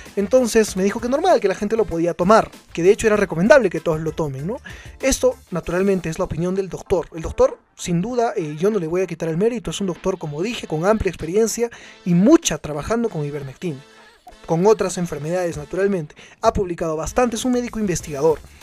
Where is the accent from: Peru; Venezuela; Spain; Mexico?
Peru; Cusco; nosotros como cusqueños